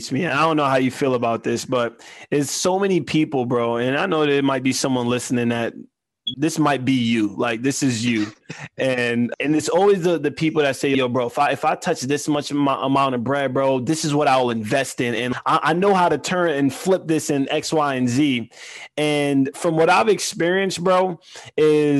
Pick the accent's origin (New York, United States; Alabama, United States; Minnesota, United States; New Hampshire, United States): New York, United States; New York City; growing up in Queens, here's what my parents taught me